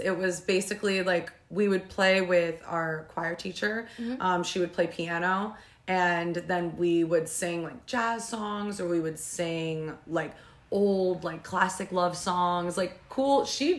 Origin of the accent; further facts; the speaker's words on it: New Jersey, United States; Well, I'm 29 years old. I grew up in Sussex County, New Jersey, and I started singing like in my church choir.